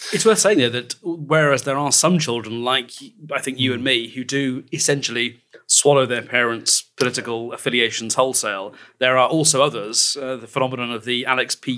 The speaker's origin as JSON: {"language": "English", "region": "England", "country": "United Kingdom", "said": "we're English"}